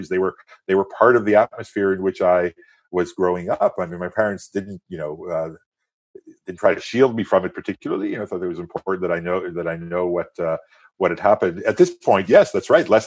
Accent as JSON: {"language": "English", "country": "France", "tie": "born or raised there", "first_language": "French", "second_language": "English", "said": "and into sort of early adulthood uh, in France and became a French citizen. I'm a French citizen. My mother tongue is French."}